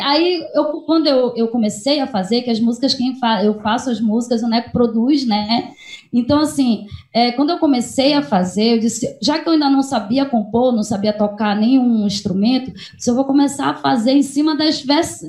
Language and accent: Portuguese; Santa Isabel do Pará, Pará, Brazil; moved away as an adult; also born or lived in Maranhão; nós somos daqui de Santa Isabel